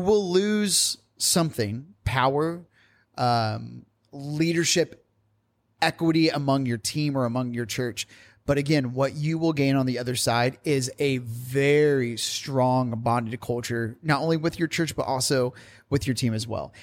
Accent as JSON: {"language": "English", "region": "Indiana", "country": "United States", "said": "I'm from Indiana, and I always get told that I say the word women weirdly"}